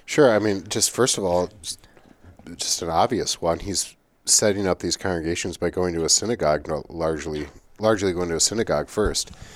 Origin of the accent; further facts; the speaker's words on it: United States; as an American